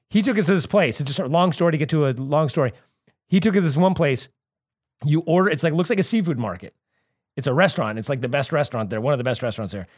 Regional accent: Santa Cruz, California, United States; moved away as an adult; now in Los Angeles, United States; I grew up in Santa Cruz

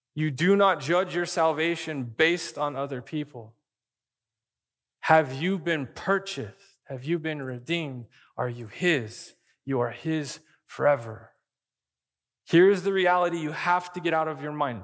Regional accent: Arizona, United States; I grew up in Arizona

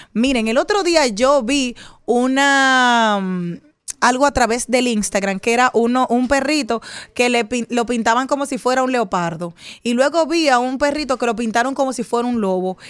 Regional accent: Monte Plata, Dominican Republic; en mi infancia, en Monte Plata

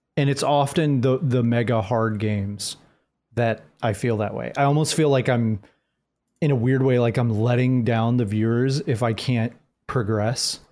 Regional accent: Jacksonville, Florida, United States; I'm actually from Jacksonville, Florida

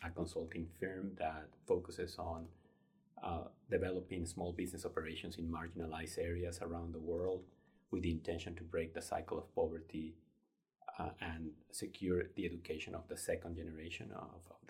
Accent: Mexico; moved away as an adult; also born or lived in Denver, United States; now in Arkansas, United States; I grew up in Mexico. I came to the U.S. back in 1996 to pursue my graduate studies

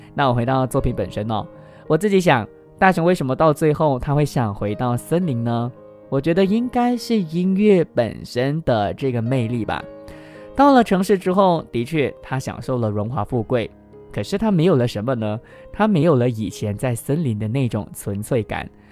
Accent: George Town, Penang, Malaysia; moved away as an adult; now in Kuala Lumpur, Malaysia; 我自己呢，是来自马来西亚槟城的槟城人，那我现在呢，目前就是在吉隆坡工作嘛

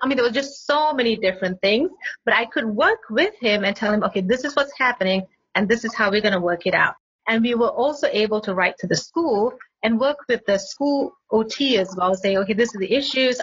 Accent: Malaysia; moved away as an adult; also born or lived in Singapore / Pittsburgh, United States; now in North Carolina, United States; I grew up in Malaysia, but I studied in Singapore most of my life

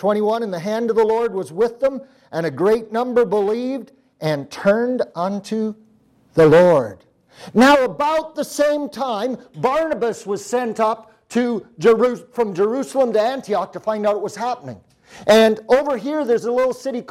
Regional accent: Canada; I am from Canada

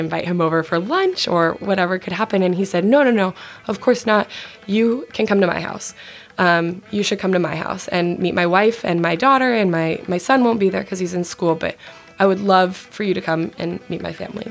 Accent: Colorado, United States; also born or lived in Arizona; I'm from Colorado

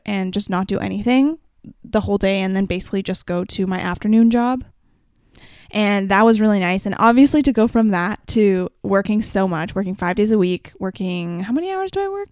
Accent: Canada; as a Canadian

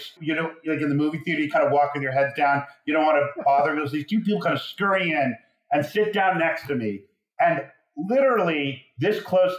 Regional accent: New York, United States; I grew up in New York

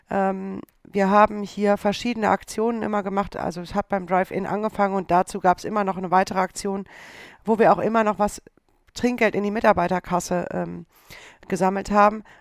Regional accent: Düsseldorf, North Rhine-Westphalia, Germany; Düsseldorf ist meine Heimat.

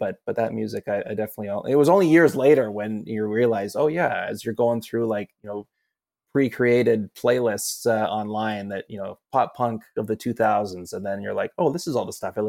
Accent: Vancouver Island, British Columbia, Canada; moved away as an adult; now in Toronto, Canada; I grew up on Vancouver Island. I didn't go to my first like real concert till like I moved to Toronto to work for Sportsnet. And I was, you know, in my 20s at that point.

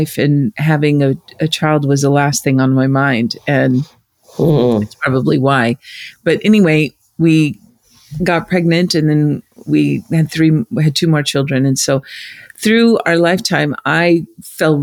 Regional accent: United States; But I grew up in the States

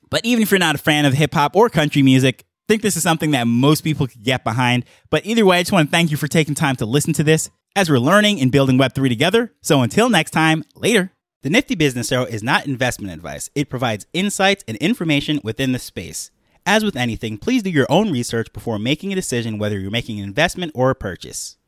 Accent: Jamaica; being a Jamaican myself

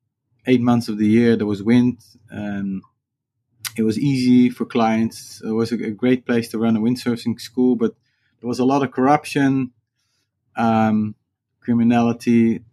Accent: Netherlands; English is a second language; That was very easy because I grew up on a houseboat, and my parents had a sailing school, and which turned later into a sailing and windsurfing school.

